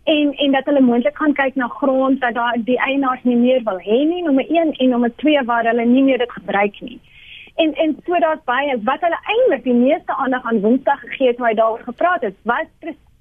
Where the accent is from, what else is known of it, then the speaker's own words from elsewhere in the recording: South Africa; as Afrikaners